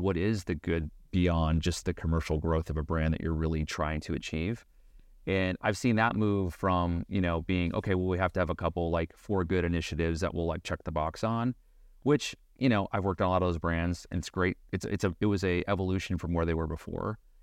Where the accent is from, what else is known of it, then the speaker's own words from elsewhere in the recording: Beaverton, Oregon, United States; I grew up in Beaverton, Oregon.